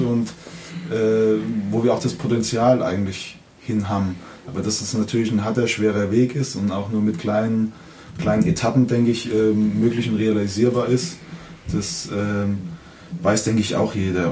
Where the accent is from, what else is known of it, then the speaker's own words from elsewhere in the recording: Kaiserslautern, Rhineland-Palatinate, Germany; ich bin ja in, in Laudern geboren, aufgewachsen und habe ähm, zehn Jahre Jugend hier gespielt